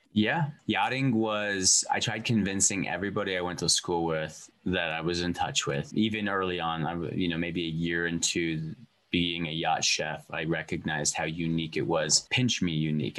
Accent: Montana, United States; moved away; also born or lived in California; I feel like I am Montana made

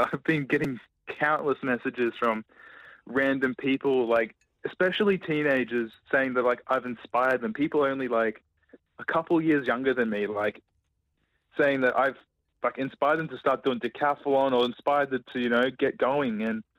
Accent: Logan, Queensland, Australia; I'm from Logan.

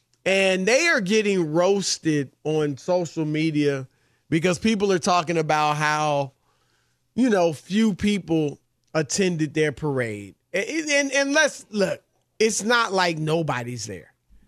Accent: Midwest, United States; When I was a kid growing up in the Midwest, the Rams were the L.A. Rams.

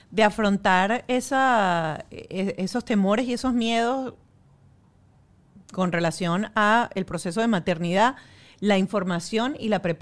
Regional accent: Venezuela; Como buena venezolana

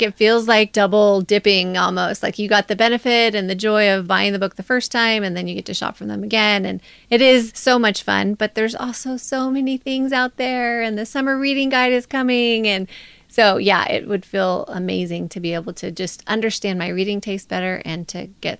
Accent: Nevada, United States; I'm from Northern Nevada. I would say I'm the first.

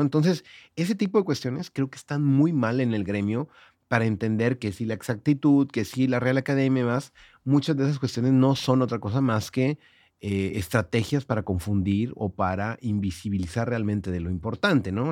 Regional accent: Monterrey, Nuevo León, Mexico; accent: regio; moved away as an adult; now in Mexico City, Mexico; soy el regio en, el DF

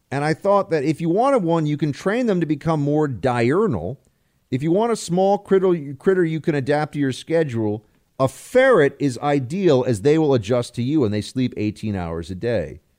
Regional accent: Delaware, United States; And I'm from Delaware, but sometimes I like to sound like I'm from a different part of the country

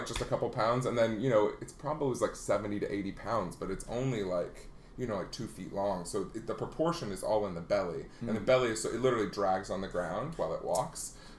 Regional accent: Afton, Iowa, United States; I was born and raised in Iowa, so it was a small town called Afton, a town of less than 1,000.

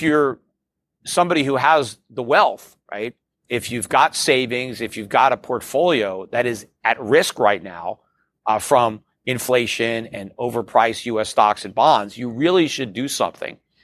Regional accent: United States; as an American

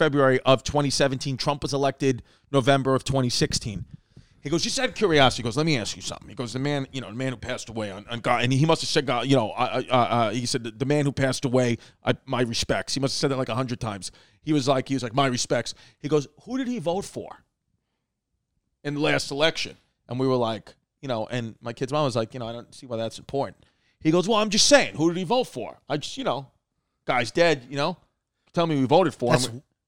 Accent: New York City, New York, United States; growing up in Brooklyn

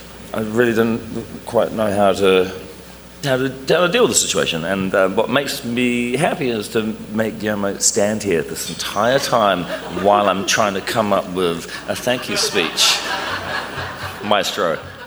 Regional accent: New Zealand; I come from New Zealand where we really don't like attention, we don't like compliments.

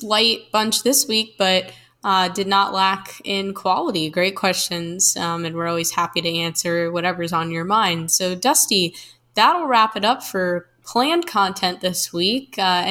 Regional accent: Wisconsin, United States; That's just such a thing that my dad is obsessed with growing up in Wisconsin.

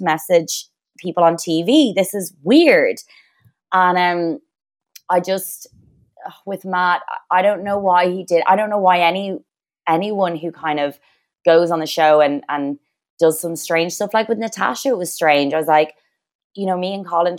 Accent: Ireland; we're Irish

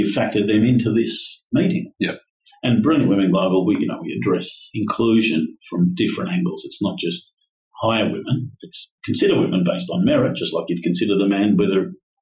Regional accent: Australia; also born or lived in Brazil / Florida

